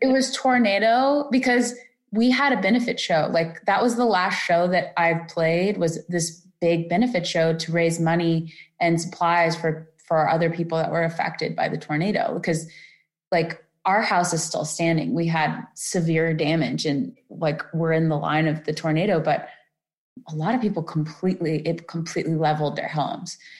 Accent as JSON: {"language": "English", "region": "Florida", "country": "United States", "moved": "yes", "said": "I'm from Florida too, originally"}